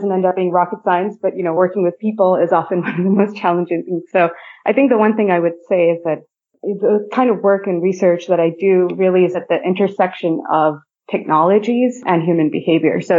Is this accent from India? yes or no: yes; India; also born or lived in Philippines / Japan; So, I, I grew up in India, Philippines, and Japan.